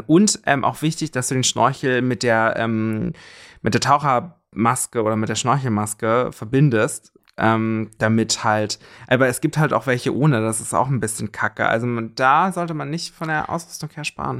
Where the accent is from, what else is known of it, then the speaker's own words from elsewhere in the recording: Germany; bei uns in Deutschland